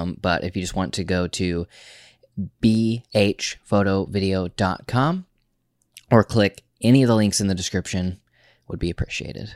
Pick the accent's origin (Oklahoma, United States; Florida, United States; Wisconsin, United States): Oklahoma, United States; we're from Oklahoma